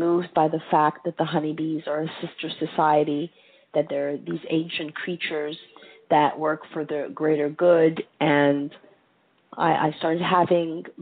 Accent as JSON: {"language": "English", "town": "Montreal", "region": "Quebec", "country": "Canada", "tie": "born or raised there", "also_born_or_lived": "United States / Greece", "moved": "yes", "said": "I grew up in Montreal, which is not America"}